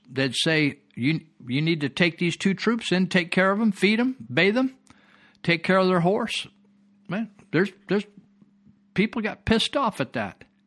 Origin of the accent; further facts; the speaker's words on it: Marysville, California, United States; a friend I, I grew up with in Marysville